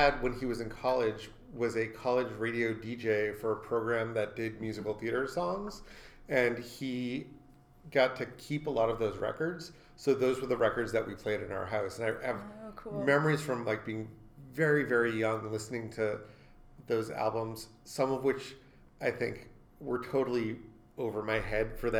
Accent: Stoughton, Massachusetts, United States; my library growing up in Stoughton, Massachusetts

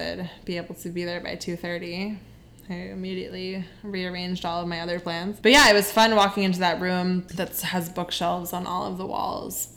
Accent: Connecticut, United States; moved away as an adult; now in New York City, United States; Growing up in Connecticut

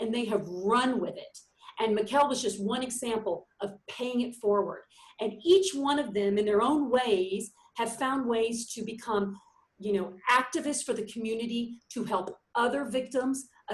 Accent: Texas, United States; also born or lived in New York / Los Angeles; I'm born and raised in Texas

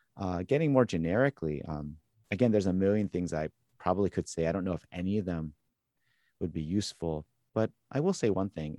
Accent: Southern California, United States; moved away as an adult; now in Boston, United States; growing up in Southern California

